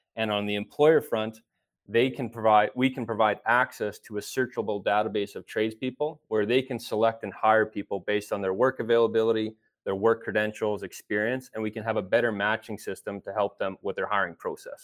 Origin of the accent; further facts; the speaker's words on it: Edmonton, Alberta, Canada; I was born and raised here in Edmonton, Alberta